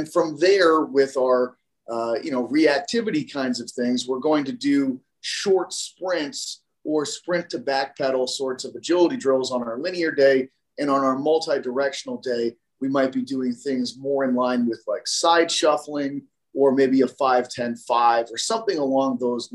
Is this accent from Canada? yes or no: no; Massachusetts, United States; I'm from Massachusetts